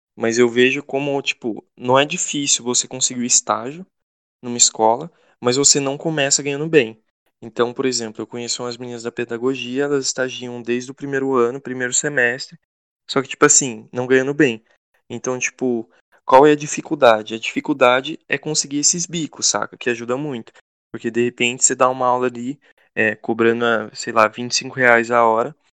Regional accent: interior of Goiás, Brazil; moved away as an adult; now in Sorocaba, Brazil; eu sou do interior de Goiás

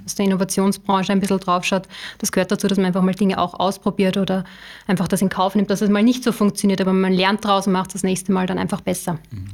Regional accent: Upper Austria, Austria; ich komme aus äh, Oberösterreich.

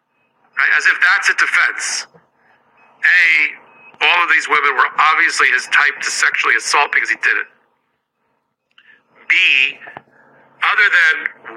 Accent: New York City, New York, United States; okay, as a New Yorker, there's two Bergdorf Goodman department stores.

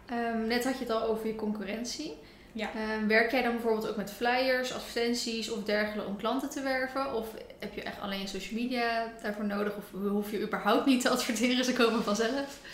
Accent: near Rotterdam, South Holland, Netherlands; now in Ede, Netherlands; oorspronkelijk kom ik uit de buurt van Rotterdam

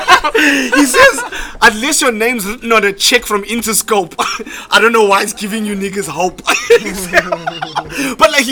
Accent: South Africa; we, as a South African music industry and as South African people

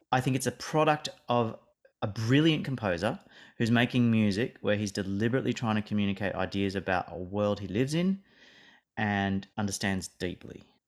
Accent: Australia; me living and growing up in Australia

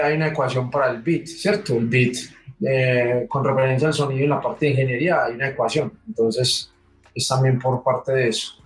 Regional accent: Medellín, Antioquia, Colombia; de la ciudad de Medellín.

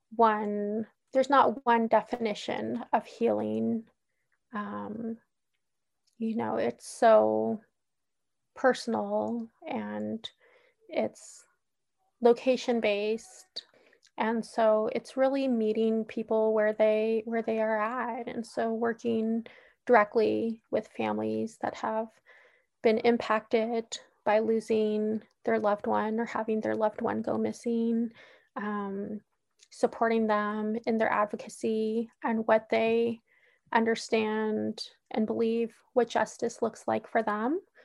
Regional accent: Oakland, California, United States; I was born and raised in Oakland, California

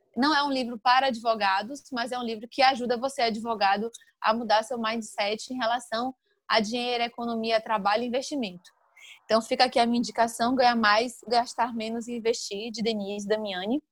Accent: Santo Antônio de Jesus, Bahia, Brazil; also born or lived in Salvador; Eu sou natural de Santo Antônio de Jesus, morei em Salvador por 13 anos e retornei

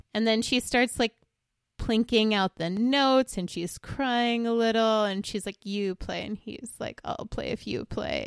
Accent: Long Island, New York, United States; born or raised there

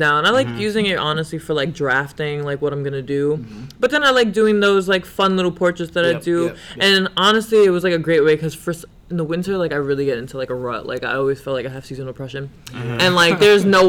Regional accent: New York City, New York, United States; I'm from Brownsville originally

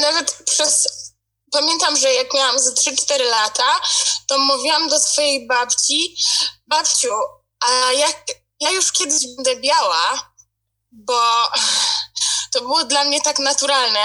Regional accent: Poland; now in United Kingdom; ja jakby wychowywałam się w Polsce, wśród, um, od dzieciństwa mieszkam w Polsce cały czas

